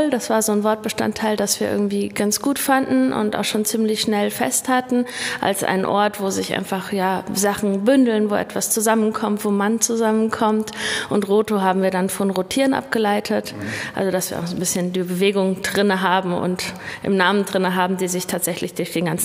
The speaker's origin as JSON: {"language": "German", "town": "Frankfurt am Main", "region": "Hesse", "country": "Germany", "tie": "born or raised there", "also_born_or_lived": "Berlin", "moved": "as an adult", "said": "Also ich bin in Berlin-Neukölln geboren und äh, meine Familie ist mit mir dann aber nach Hessen gezogen, erstmal nach Frankfurt am Main. Und zum Studium bin ich dann nach Kassel gezogen 2001"}